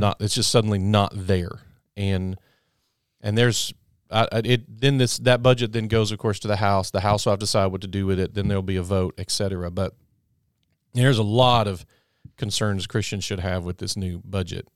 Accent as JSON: {"language": "English", "country": "United States", "said": "as an American"}